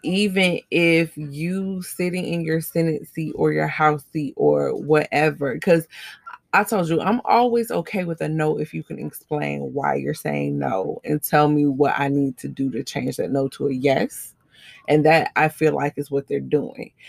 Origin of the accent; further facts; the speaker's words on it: United States; as the American people